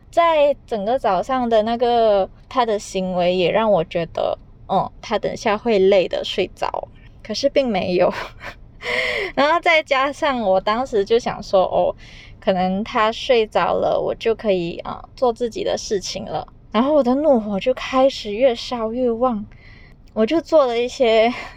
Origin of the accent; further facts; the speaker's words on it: Malaysia; accent: Malaysian Chinese; 因为我是马来西亚人